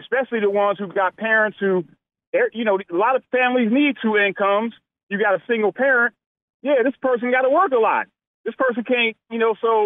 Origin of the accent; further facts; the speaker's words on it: Milwaukee, Wisconsin, United States; I was born and raised in Milwaukee. I've been living here my whole life